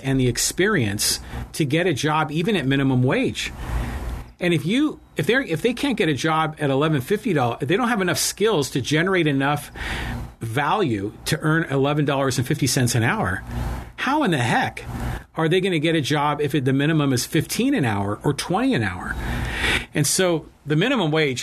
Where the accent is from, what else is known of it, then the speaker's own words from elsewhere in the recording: United States; I was born in America. My ancestors are from Ireland